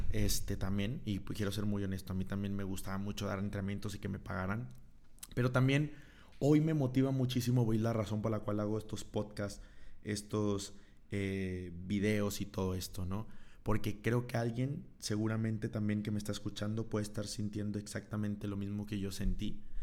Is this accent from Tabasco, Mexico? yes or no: no; Monterrey, Nuevo León, Mexico; Yo soy de Monterrey, de la ciudad de Monterrey, Nuevo León.